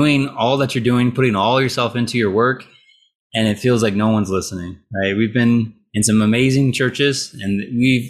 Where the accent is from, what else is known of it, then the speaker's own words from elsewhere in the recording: California, United States; I grew up in California